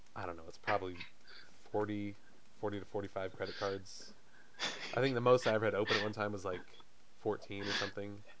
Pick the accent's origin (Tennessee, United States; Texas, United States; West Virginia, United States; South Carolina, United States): South Carolina, United States; I'm from South Carolina.